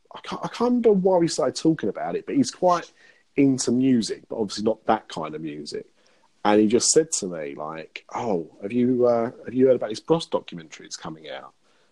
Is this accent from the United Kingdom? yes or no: yes; London, United Kingdom; I'm from London. I'm all about London. Black cabs, London Bridge.